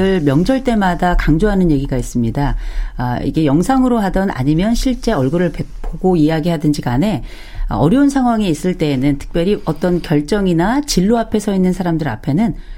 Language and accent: Korean; Gangwon, South Korea; 강원도 출신